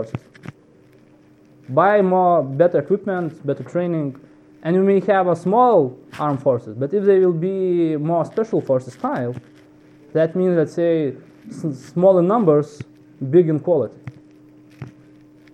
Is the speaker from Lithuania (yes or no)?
yes; Lithuania; I was born in Soviet times. I remember being in first grade during the physical exercise. I was trained to drop an artificial grenade. From 7 years old, we were trained to be a soldier one day. I was lucky Lithuania became independent